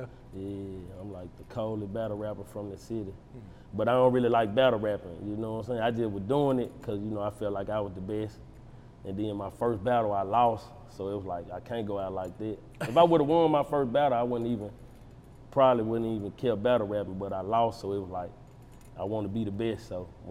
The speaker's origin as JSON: {"language": "English", "country": "United States", "tie": "born or raised there", "said": "I'm from Walker Home."}